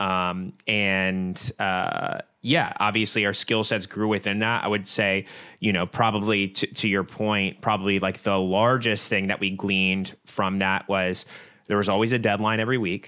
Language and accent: English; Virginia Beach, Virginia, United States; Both of us are born and raised in the Virginia Beach area